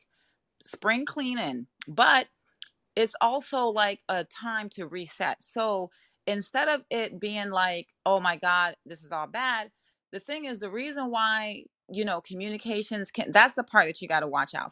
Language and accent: English; Jamaica; accent: Jamaican; My Jamaican accent does creep out sometimes